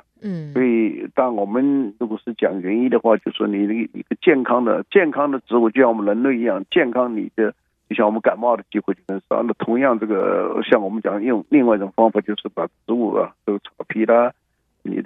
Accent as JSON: {"language": "Chinese", "country": "China", "lives_now": "United States", "said": "我们尤其我们中国人也不太喜欢去跟他们 fight。"}